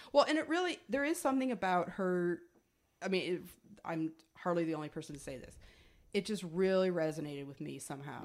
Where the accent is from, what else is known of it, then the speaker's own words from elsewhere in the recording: United States; also born or lived in Atlanta; we're American